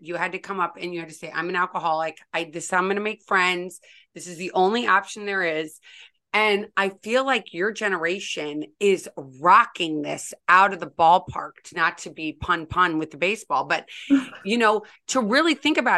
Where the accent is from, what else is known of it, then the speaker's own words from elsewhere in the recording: St. Louis, Missouri, United States; when I was growing up in St. Louis